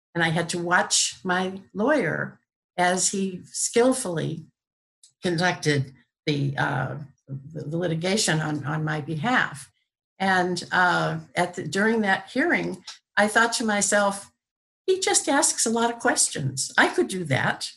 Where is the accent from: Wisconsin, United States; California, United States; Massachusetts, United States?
Massachusetts, United States; Brockton; also born or lived in New York; I was born in Brockton, Massachusetts